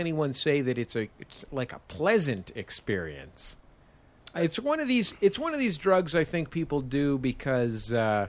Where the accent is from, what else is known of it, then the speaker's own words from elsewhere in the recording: San Francisco, California, United States; Yeah, I'm from San Francisco.